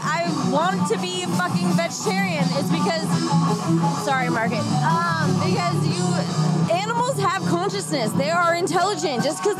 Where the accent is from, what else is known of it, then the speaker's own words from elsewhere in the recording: United States; We're American, right?